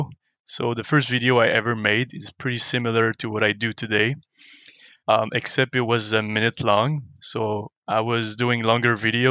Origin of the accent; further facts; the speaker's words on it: Montreal, Quebec, Canada; moved away as an adult; also born or lived in Vancouver; I'm from Montreal